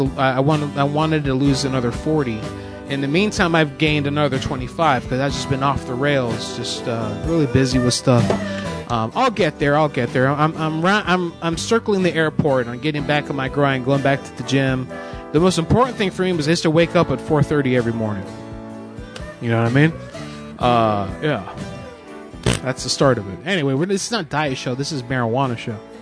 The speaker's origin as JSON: {"language": "English", "region": "Florida", "country": "United States", "moved": "as an adult", "lives_now": "Pennsylvania, United States", "said": "I'm from Florida. I just moved up here to PA in the last five years. I'm from the South"}